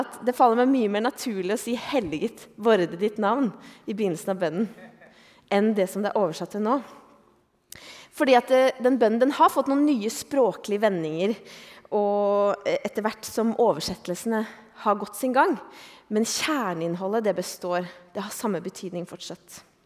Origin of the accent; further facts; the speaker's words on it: Eastern Norway, Norway; moved away as an adult; also born or lived in Oslo; now in Bergen, Norway; jeg er jo østlending